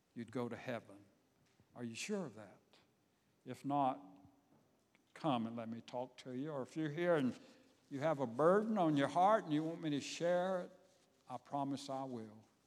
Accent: Savannah, Georgia, United States; my hometown, Savannah, Georgia

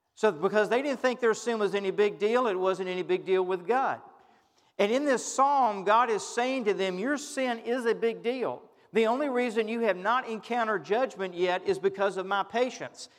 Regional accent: United States; we as American Christians

